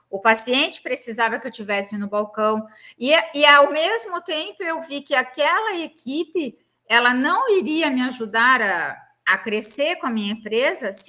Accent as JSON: {"language": "Portuguese", "region": "Santa Catarina", "country": "Brazil", "said": "então eu moro hoje em Floripa, sou de Santa Catarina."}